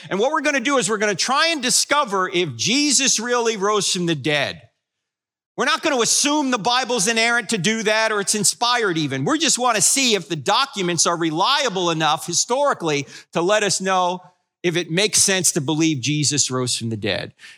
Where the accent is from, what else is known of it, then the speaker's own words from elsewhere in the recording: New Jersey, United States; moved away; I'm originally from New Jersey